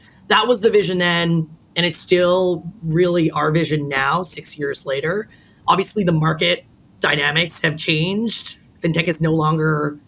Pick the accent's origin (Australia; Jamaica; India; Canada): Canada; Toronto, Ontario; now in New York, United States; I'm from Toronto originally. That's where I grew up